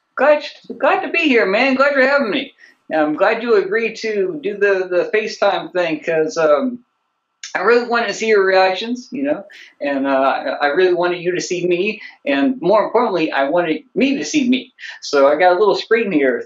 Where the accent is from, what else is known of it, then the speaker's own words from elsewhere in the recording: the South, United States; I'm from the South, but it's just like I got the one language.